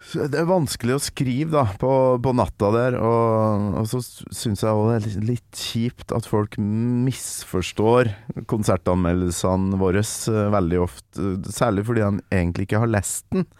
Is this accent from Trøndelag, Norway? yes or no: yes; Kolvereid, Trøndelag, Norway; jeg kommer fra Kolvereid.